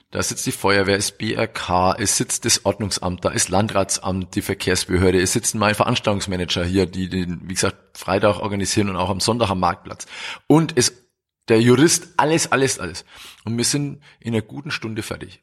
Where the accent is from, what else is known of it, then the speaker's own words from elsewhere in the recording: Roth, Bavaria, Germany; ich bin der Bürgermeister der Triathlon Hochburg Rot